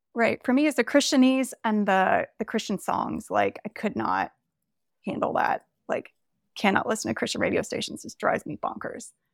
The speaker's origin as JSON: {"language": "English", "area": "the South", "region": "Southern United States", "country": "United States", "tie": "born or raised there", "said": "when we moved back to my hometown a few years ago, and I was confronted with all of the, like, Southern religious, cultural kind of stuff that I was surrounded with growing up"}